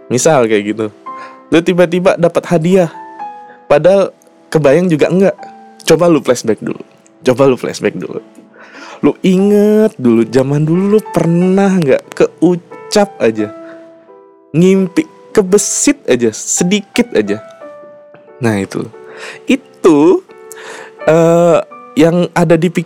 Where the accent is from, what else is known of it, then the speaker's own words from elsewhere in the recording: Jambi, Indonesia; gue nih kampung aslinya kan gue aslinya orang Sumatera Jambi